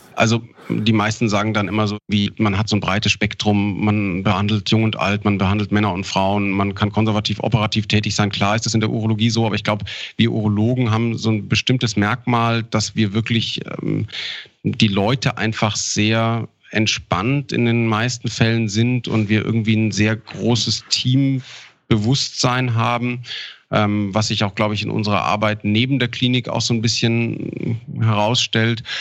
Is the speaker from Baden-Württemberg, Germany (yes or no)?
no; Ammersee, Bavaria, Germany; also born or lived in Augsburg / Linz / Garmisch-Partenkirchen; Tatsächlich bin in Augsburg geboren und am Ammersee aufgewachsen